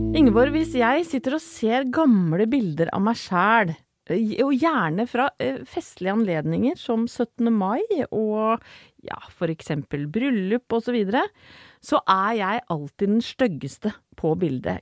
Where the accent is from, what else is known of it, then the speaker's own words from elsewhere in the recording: Vestfold, Norway; now in Oslo, Norway; Jeg er fra Vestfold egentlig, men så føler jeg nå Jeg har bodd såpass lenge i Oslo